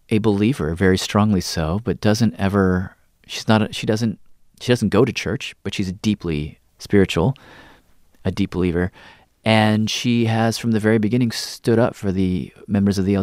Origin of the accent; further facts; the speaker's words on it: the South, United States; since I, since growing up in the South mm. about who I am in relation to that place